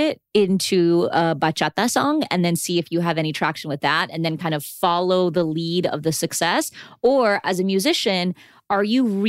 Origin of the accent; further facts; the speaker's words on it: Texas, United States; when I was growing up in Texas in the 80s